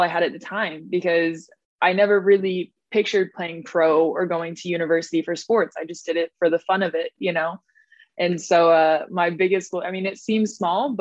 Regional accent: Rapid City, South Dakota, United States; moved away as an adult; also born or lived in France; Grew up in South Dakota

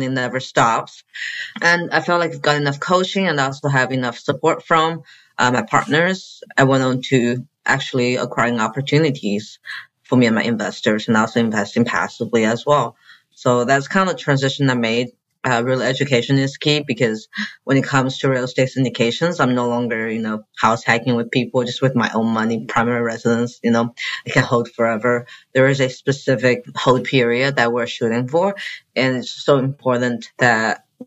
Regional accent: China; also born or lived in Chicago; now in Arkansas, United States; my dad built a building in China where I'm from.

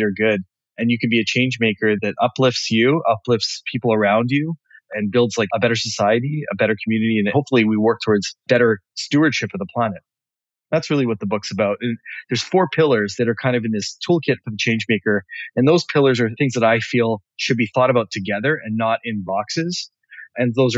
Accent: Vancouver, British Columbia, Canada; moved away as an adult; now in Montreal, Canada; born in Vancouver, and my parents are immigrants from Africa, but I was born in Vancouver. And made the move to Montreal in my mid-20s

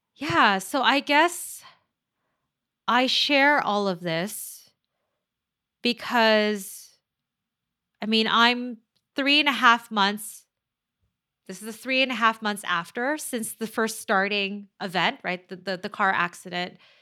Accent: Manila, Metro Manila, Philippines; moved away; I am Chinese ethnically, but I'm, I'm from the Philippines, right? So I'm, I'm born in the Philippines, in Manila

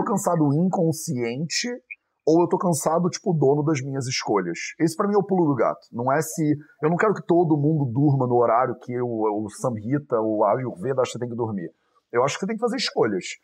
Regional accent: Rio de Janeiro, Brazil; moved away as an adult; also born or lived in India / Europe; eu fui criado no Rio de Janeiro

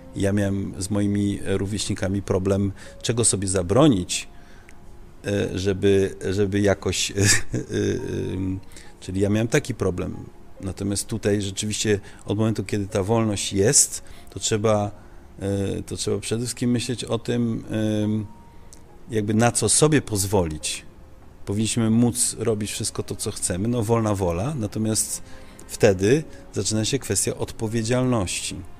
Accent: Netherlands; now in Poland; ja dorastałem e, w Holandii

